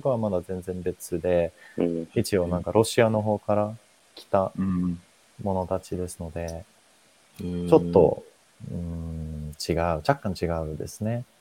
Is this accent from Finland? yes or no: yes; Finland; Japanese is a second language; moved away as an adult; now in Japan; 私、フィンランド人